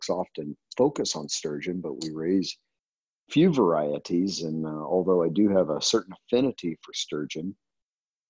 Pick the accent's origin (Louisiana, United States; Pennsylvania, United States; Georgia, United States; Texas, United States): Texas, United States; moved away as an adult; now in California, United States; I grew up, I was born in Texas and spent the majority of my early life there